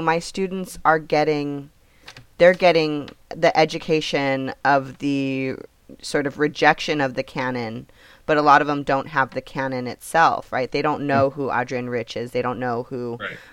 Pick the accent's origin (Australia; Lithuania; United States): United States; California; I'm from California